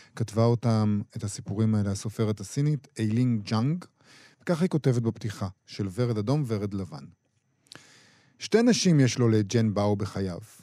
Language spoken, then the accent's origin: Hebrew; Israel; אנחנו ישראלים, משוררים ישראלים גם